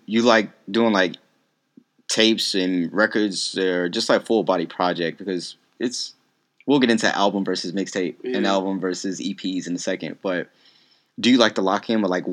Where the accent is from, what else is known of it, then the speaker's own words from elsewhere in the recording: Louisiana, United States; being from Louisiana, like, the screw legends would come to my hometown all the time